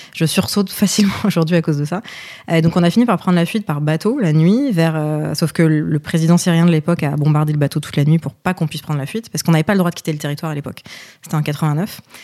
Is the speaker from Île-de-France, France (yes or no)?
yes; Paris, Île-de-France, France; also born or lived in Lebanon; now in Boulogne-Billancourt, France; je suis née au Liban. Je suis arrivée en France euh, à cause de la guerre, euh, dans des conditions un peu particulières et compliquées. j'ai d'abord grandi du coup à Paris